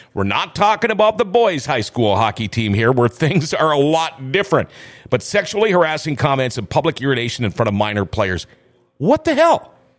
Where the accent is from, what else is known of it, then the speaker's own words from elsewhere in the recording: Thief River Falls, Minnesota, United States; I'm from Thief River Falls